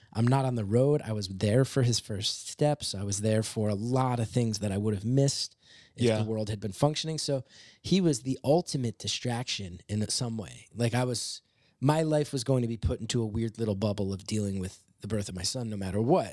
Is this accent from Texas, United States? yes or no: no; West Orange, New Jersey, United States; now in New York, United States; I grew up in West Orange